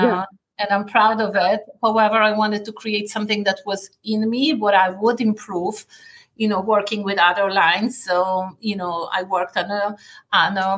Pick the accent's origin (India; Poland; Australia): Poland; moved away as an adult; also born or lived in Paris, France; now in United States; Growing up in Poland